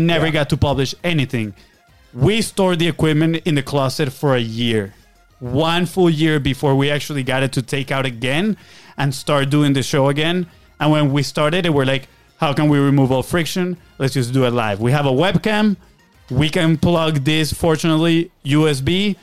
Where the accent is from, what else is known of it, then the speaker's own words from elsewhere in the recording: Venezuela; moved away; We're from Venezuela, South America